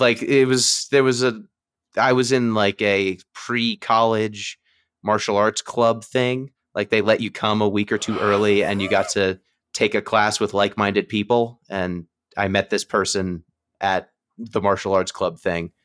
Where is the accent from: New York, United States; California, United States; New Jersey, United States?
New York, United States; I was from New York